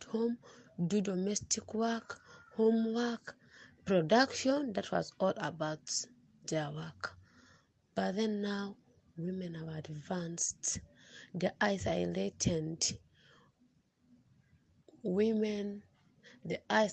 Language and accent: English; South Sudan; from South Sudan.